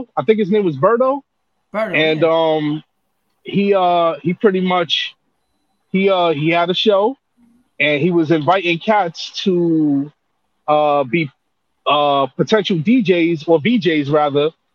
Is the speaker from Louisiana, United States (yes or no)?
no; New York City, New York, United States; I'm from Brooklyn